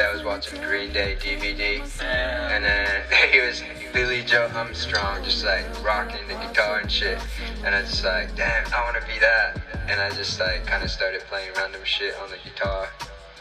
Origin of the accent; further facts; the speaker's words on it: Fukuoka, Japan; now in United States; my hometown cool is that's where tonkotsu ramen is from